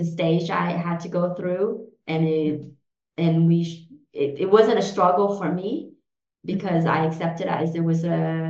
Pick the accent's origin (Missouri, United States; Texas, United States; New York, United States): Texas, United States; Houston; English is a second language; moved away as an adult; also born or lived in Vietnam / Germany; now in Switzerland; I grew up in Houston, Texas